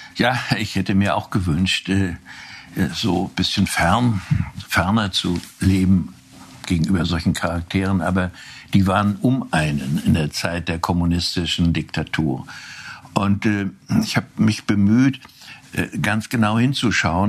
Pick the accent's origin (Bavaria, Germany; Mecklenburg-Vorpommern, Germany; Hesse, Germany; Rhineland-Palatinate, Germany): Mecklenburg-Vorpommern, Germany; Wustrow; also born or lived in Rostock; Dadurch, dass ich auf dem Dorf lebte und nicht in meiner Geburtsstadt Rostock